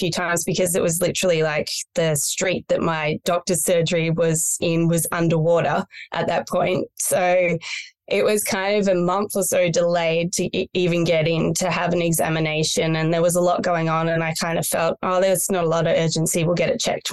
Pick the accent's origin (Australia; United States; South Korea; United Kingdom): Australia; country Victoria; moved away as an adult; also born or lived in Melbourne; now in Byron Bay, Australia; I was born in Melbourne and raised in country Victoria